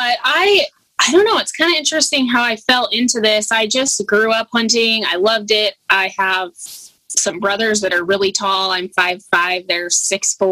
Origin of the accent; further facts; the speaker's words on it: Idaho, United States; now in Alaska, United States; I'm originally from Idaho